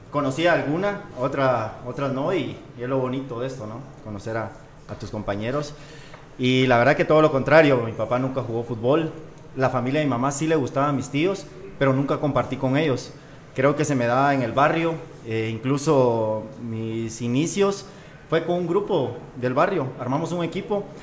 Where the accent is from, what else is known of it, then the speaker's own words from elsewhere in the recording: Santa Ana, El Salvador; No, eh, yo soy de Santa Ana.